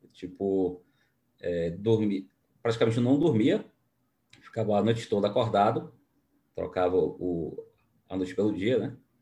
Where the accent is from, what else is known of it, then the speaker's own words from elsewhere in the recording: Bahia, Brazil; Baiano, porque eu sou baiano também, né? Da terra do, do dendê e leite